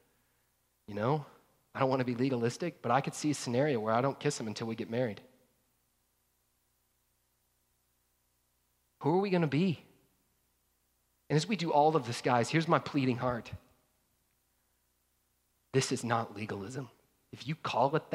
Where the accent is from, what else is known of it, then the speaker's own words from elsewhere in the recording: North Georgia, United States; I grew up in North Georgia